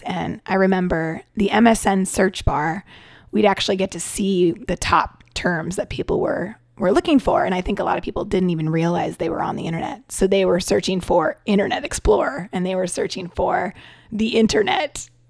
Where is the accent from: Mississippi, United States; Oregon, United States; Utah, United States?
Oregon, United States; Portland; also born or lived in Seattle / New York; now in Taiwan; I grew up in Portland, Oregon. Went to school in Seattle, Washington. So I claim the West Coast, but I did move to Taiwan from New York.